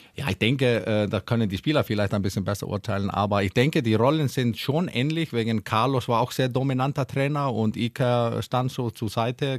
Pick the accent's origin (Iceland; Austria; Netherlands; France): Iceland; German is a second language; moved away as an adult; now in Hannover, Germany; Ich komme ja aus Island, da ja. haben wir nur drei Ampel, als ich aufgewachsen bin